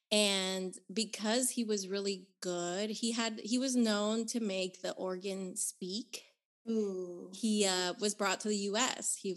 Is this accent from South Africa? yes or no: no; Managua, Nicaragua; So, I was born in Nicaragua. In the capital of my country is called Managua, and I was born in 1985